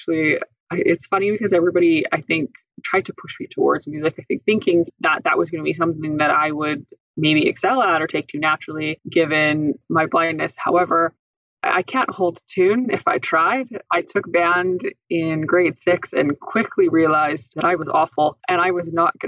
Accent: Indian Head, Saskatchewan, Canada; I grew up in Indian Head

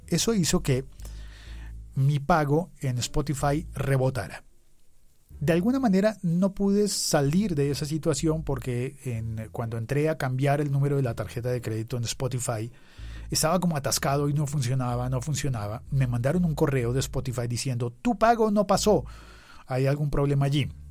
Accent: Bogotá, Colombia; yo estaba en Bogotá, Colombia

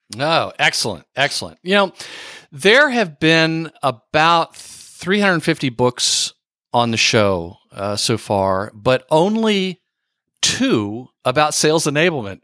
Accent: Texas, United States; I went to high school in Texas

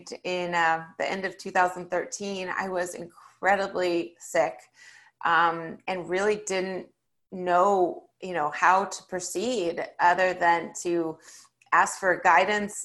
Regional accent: California, United States; I grew up in California in the 1980s and 90s

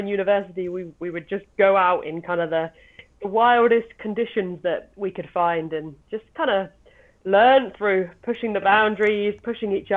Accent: England, United Kingdom; now in Lake District, United Kingdom; Well, currently we're based in the Lake District, both working in the outdoor industry. But we both grew up down south, actually, quite a way away.

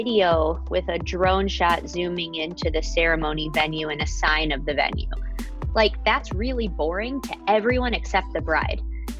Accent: Detroit, Michigan, United States; I'm from Detroit, Michigan

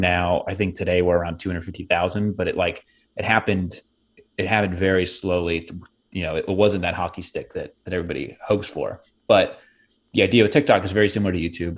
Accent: Pittsburgh, Pennsylvania, United States; I grew up in Pittsburgh. Uh, I mean, we moved around a little bit, but we really settled there when I was five

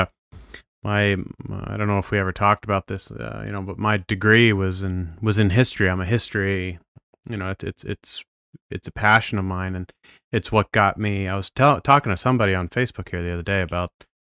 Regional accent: Maine, United States; I'm from Maine

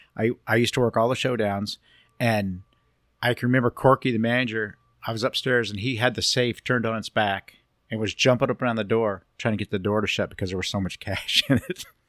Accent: Long Beach, California, United States; also born or lived in Cypress, California / Alta Loma, California; I was born and raised over here in Long Beach

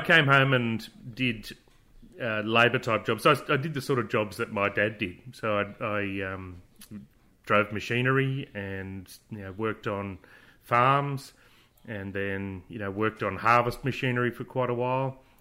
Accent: Bourke, New South Wales, Australia; I was born in, uh, Darling Street and grew up in Darling Street.

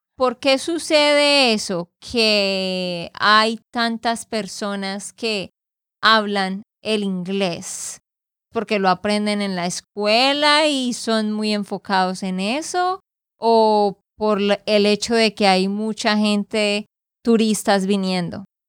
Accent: Santander, Colombia; de Santander, Colombia.

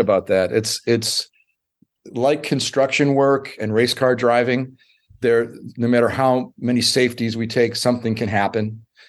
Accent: United States; I'm an American

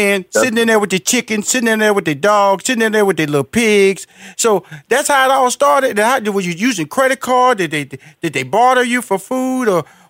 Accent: Houston, Texas, United States; So, because I am a country boy, I'm from Houston, Texas, Fifth Ward. But I'm a bank fisherman.

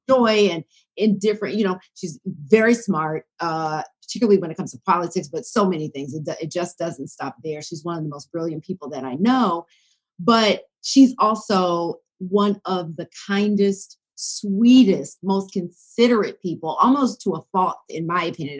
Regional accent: Decatur, Georgia, United States; moved away; I grew up in the Atlanta area

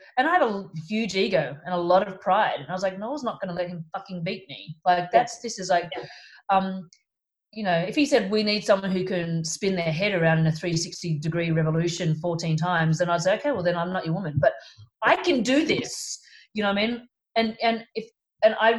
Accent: Sydney, New South Wales, Australia; moved away; also born or lived in Melbourne, Australia; I'm from Sydney, but we moved to Melbourne

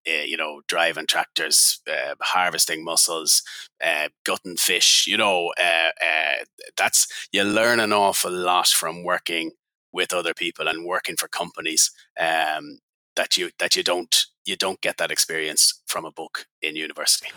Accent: Ireland; I'm Irish, living on the west coast of west coast of Ireland

